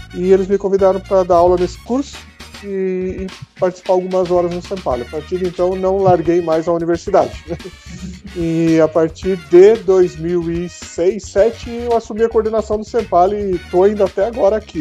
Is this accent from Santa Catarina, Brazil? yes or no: yes; Mafra, Santa Catarina, Brazil; also born or lived in Rio Negro, Paraná / Curitiba; Eu sou é, natural de Rio Negro, a cidade vizinha aqui de Mafra, mas a minha infância toda morei aqui em Mafra